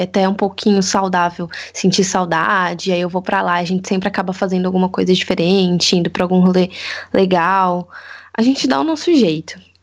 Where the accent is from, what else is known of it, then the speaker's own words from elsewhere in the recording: Assis, São Paulo, Brazil; eu sou daqui de Assis, faço faculdade aqui